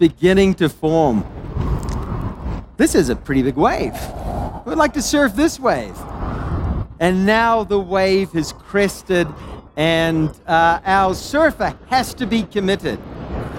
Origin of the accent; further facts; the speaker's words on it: Maui, Hawaii, United States; I come from Hawaii, so this is bringing a little bit of love, a bit of aloha from Maui